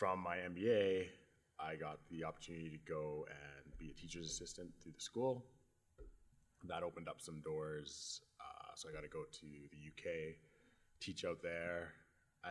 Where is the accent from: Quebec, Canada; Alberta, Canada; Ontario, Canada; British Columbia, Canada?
Alberta, Canada; Edmonton; I was born and raised in Edmonton.